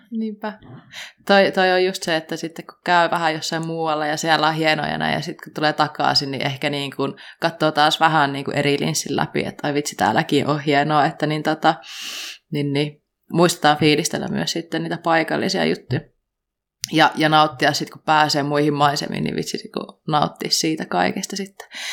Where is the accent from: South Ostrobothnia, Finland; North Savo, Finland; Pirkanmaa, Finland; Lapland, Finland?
North Savo, Finland; Kuopio; moved away; mä olin Kuopiossa ja mä oon Kuopiosta kotoisin